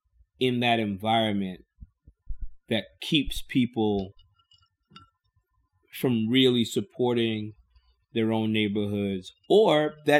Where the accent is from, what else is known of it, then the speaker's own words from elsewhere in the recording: New York, United States; I grew up as a New York kid thinking I was from the West Coast